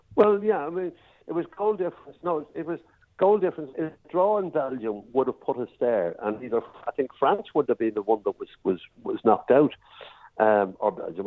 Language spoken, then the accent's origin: English; Ireland; I'm an Irishman